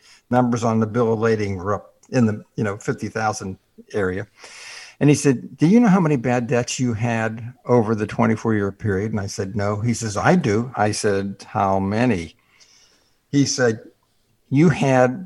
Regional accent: Pittsburgh, Pennsylvania, United States; moved away; I grew up in Pittsburgh where we had several feet of snow every year

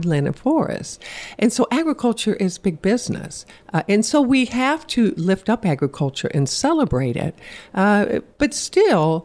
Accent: Evansville, Indiana, United States; my hometown down in Evansville

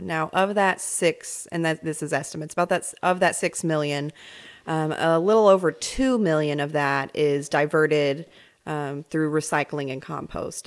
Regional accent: New York, United States; moved away; also born or lived in Central Arkansas; I grew up in New York

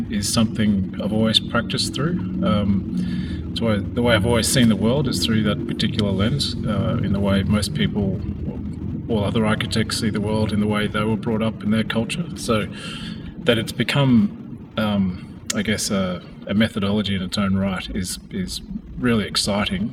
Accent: Australia; I am Australian, and part of my heritage is Carrig and Miriam from far north Queensland at the tip of Australia

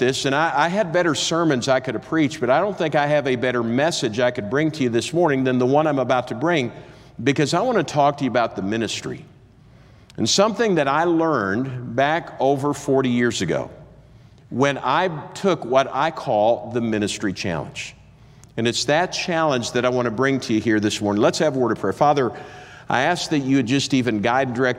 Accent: Minnesota, United States; I grew up in Minnesota

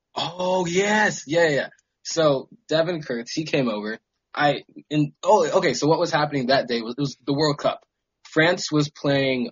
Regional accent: Maryland, United States; moved away as an adult; also born or lived in upstate New York / California; I am from Maryland on the East Coast

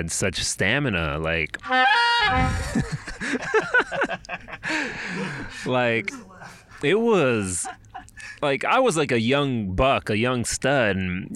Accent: El Paso, Texas, United States; my home city, my hometown of El Paso

